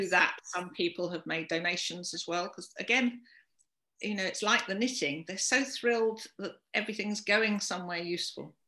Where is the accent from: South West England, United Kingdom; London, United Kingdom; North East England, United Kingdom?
London, United Kingdom; moved away as an adult; now in Shropshire, United Kingdom; I'm from London originally